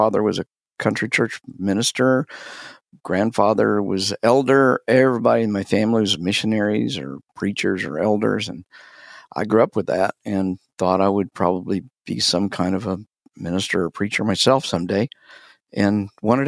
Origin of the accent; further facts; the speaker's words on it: Wichita, Kansas, United States; I was raised in the South, but it was the South of Kansas in Wichita.